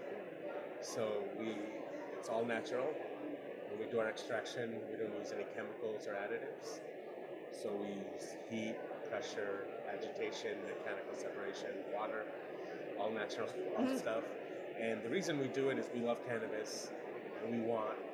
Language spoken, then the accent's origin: English; New York City, New York, United States; moved away as an adult; also born or lived in Bangladesh; now in Oregon, United States; So I grew up in New York my whole life. Mm-hmm. Grew up in Queens, Long Island, and Manhattan.